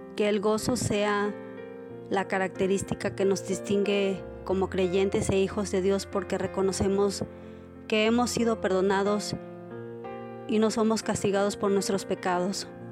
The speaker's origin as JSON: {"language": "Spanish", "country": "Mexico", "said": "soy de México"}